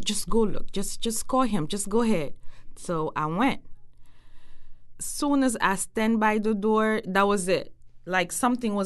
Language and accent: English; Senegal; moved away; I'm from West Senegal